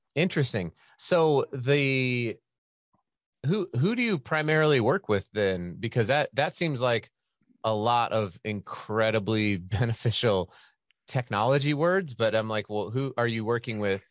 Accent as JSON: {"language": "English", "region": "Utah", "country": "United States", "said": "my home state of Utah"}